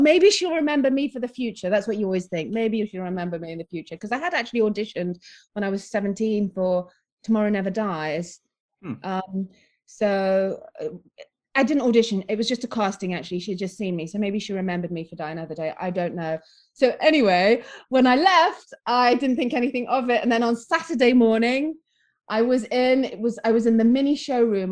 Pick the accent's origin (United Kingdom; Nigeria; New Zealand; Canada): United Kingdom; Nottingham, East Midlands; also born or lived in Philippines; we were raised in Nottingham in England.